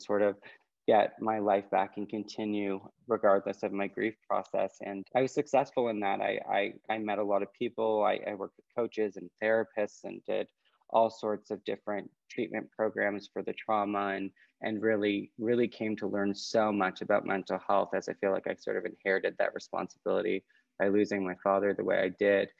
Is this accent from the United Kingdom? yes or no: no; Canada; moved away as an adult; now in California, United States; as a Canadian